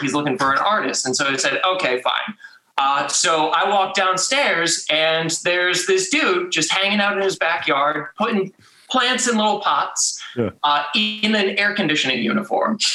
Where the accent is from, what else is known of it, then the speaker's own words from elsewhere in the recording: Connecticut, United States; moved away as an adult; now in Baltimore, United States; I was born and raised in Connecticut, came out here to Baltimore for a finance job actually.